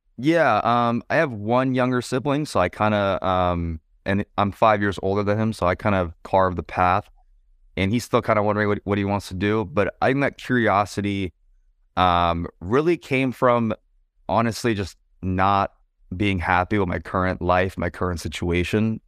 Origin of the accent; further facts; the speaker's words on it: San Francisco Bay Area, California, United States; moved away as an adult; also born or lived in San Diego; I'm from the San Francisco Bay Area